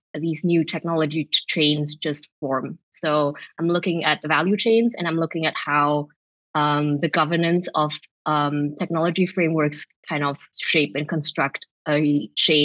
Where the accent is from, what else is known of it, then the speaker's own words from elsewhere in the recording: Vienna, Austria; moved away as an adult; now in Amsterdam, Netherlands; I'm from Vienna. That's where I did my law degree.